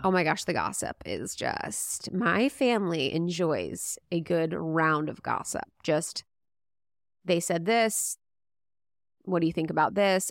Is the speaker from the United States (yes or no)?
yes; Midwest, United States; we're Catholic, we grew up in Midwest